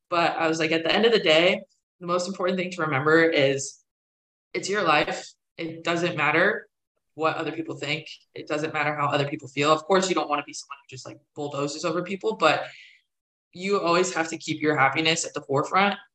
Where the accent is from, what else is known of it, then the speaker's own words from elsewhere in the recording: Pennsylvania, United States; now in Raleigh, United States; you know, I came down to Raleigh from Pennsylvania. I didn't know anyone here when I first started at NC State.